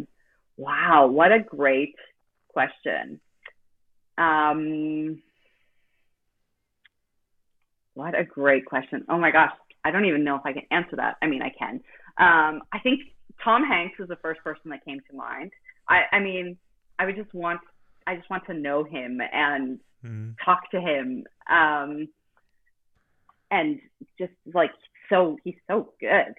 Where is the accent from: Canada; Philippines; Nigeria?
Canada; Halifax, Nova Scotia; in my hometown in Nova Scotia in Canada, in the city called Halifax